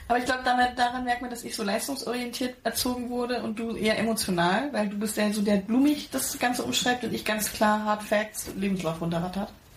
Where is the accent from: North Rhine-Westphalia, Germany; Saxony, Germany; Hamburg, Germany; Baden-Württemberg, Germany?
Saxony, Germany; Pirna; accent: Saxon; also born or lived in Spain; ich bin geboren und aufgewachsen in Pirna bei Dresden, das ist in Sachsen